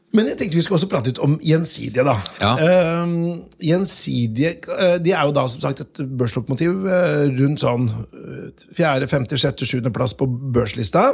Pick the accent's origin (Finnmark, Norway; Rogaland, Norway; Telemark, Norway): Telemark, Norway; Notodden; jeg vokste jo opp på Notodden